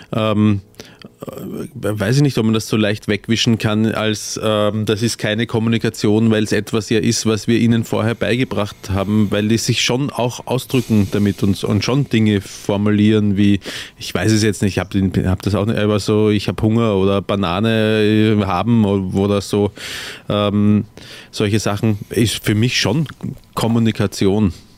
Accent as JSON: {"language": "German", "country": "Austria", "said": "als Österreicher"}